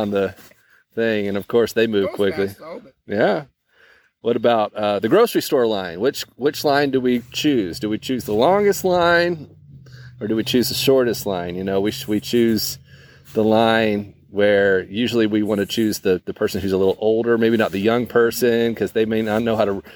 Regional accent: Fiji; now in United States; growing up in Fiji

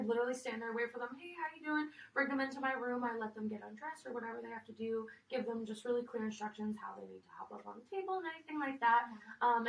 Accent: New York, United States; moved away as an adult; now in Costa Mesa, United States; I am not from here. I'm actually from New York

